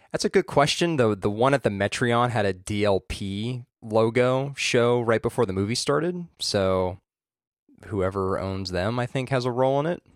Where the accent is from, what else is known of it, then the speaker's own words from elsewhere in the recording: Orange County, California, United States; I grew up in Orange County